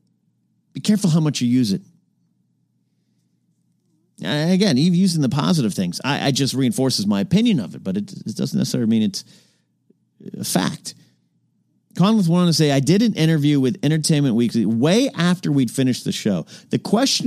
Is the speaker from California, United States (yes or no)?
yes; Arroyo Grande, California, United States; moved away; my hometown of Rio Grande